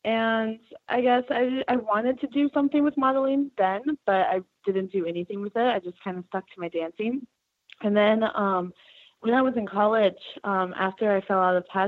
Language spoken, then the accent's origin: English; Wisconsin, United States; Western Wisconsin.